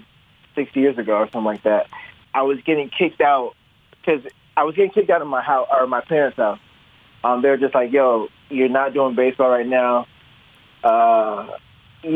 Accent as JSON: {"language": "English", "town": "Chicago", "region": "Illinois", "country": "United States", "tie": "born or raised there", "also_born_or_lived": "Nigeria / Homewood, Illinois", "said": "South Side. I grew up in the South Side when I was 5, and then my family moved to the South Suburbs. So, like Homewood Flossmore"}